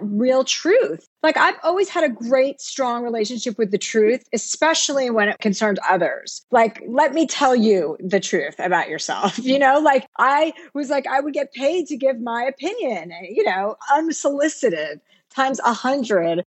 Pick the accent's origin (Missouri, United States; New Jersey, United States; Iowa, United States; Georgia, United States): New Jersey, United States; now in California, United States; I came from New Jersey. My dad was a used car dealer